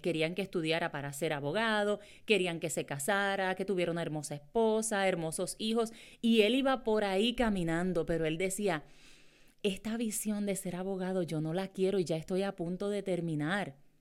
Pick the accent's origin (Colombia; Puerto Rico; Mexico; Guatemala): Puerto Rico; Morovis; yo soy de Morovis, Puerto Rico, ¿verdad? De un pueblo eh, en Puerto Rico y es el campo.